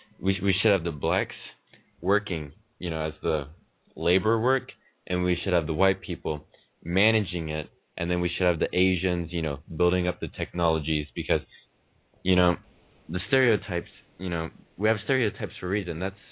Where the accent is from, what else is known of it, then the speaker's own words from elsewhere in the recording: Texas, United States; I'm from Texas